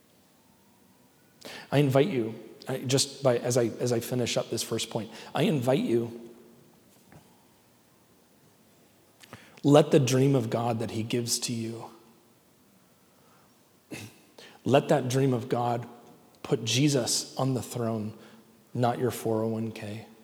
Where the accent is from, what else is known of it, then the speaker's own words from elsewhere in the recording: United States; I'm an American. I'm proud to be an American